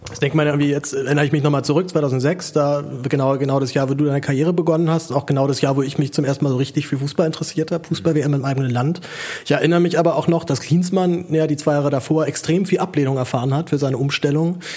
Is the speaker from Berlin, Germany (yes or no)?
yes; Berlin, Germany; ich bin ja, bin ja Berliner